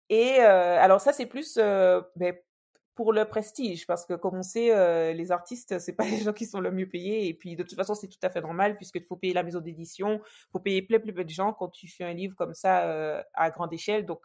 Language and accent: French; French West Indies, France; parler à, tout le monde et notamment aux, aux, gens de chez nous, aux Antillais.